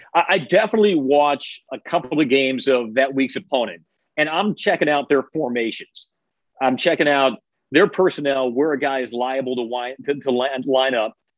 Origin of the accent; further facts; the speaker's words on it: Chicago, Illinois, United States; moved away; I grew up in Chicago